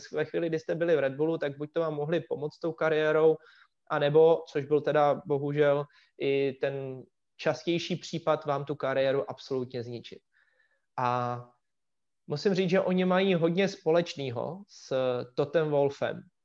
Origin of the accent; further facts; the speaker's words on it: Czechia; jsem Čech